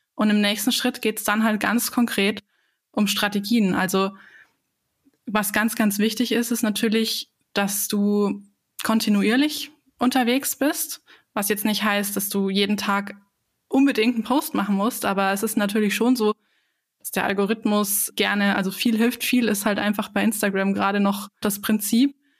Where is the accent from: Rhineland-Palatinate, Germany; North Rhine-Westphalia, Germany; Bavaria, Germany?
Bavaria, Germany; ich komme ja aus, aus Bayern